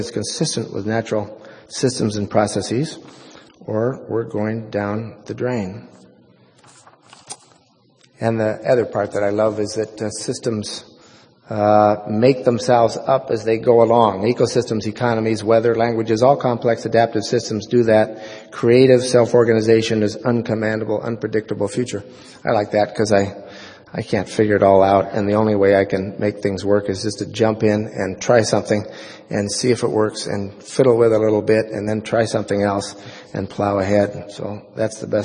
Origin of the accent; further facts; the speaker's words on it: Oregon, United States; the most important influence in my life was growing up in Oregon